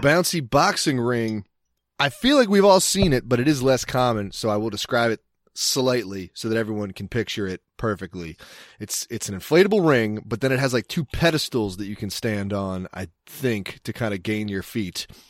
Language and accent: English; Cecil County, Maryland, United States; I'm from Cecil County